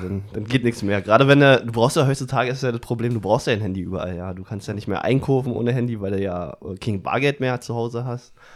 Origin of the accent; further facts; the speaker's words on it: Brandenburg, Germany; aus Brandenburg